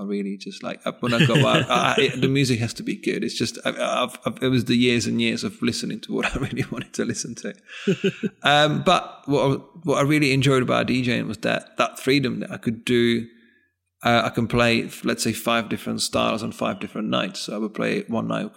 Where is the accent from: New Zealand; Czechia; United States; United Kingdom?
Czechia; northeast Czech Republic; moved away; I grew up in the northeast of Czech Republic, what used to be Czechoslovakia actually at that time